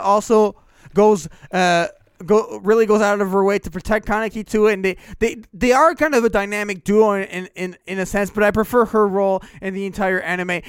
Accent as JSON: {"language": "English", "country": "Canada"}